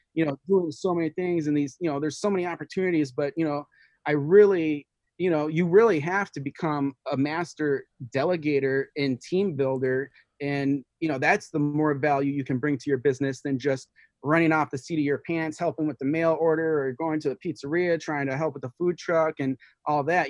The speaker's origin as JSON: {"language": "English", "town": "Detroit", "region": "Michigan", "country": "United States", "tie": "born or raised there", "said": "I was born in Detroit, and you know, I, I was only there to third grade"}